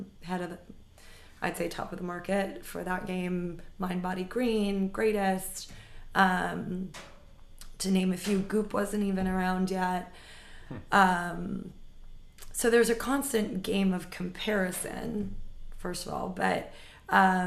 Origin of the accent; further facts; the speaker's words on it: New York City, New York, United States; I grew up right here in New York City